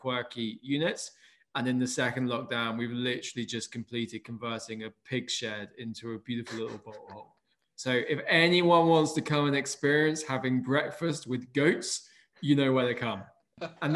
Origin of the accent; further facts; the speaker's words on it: United Kingdom; also born or lived in London / Somerset; I'm a Brit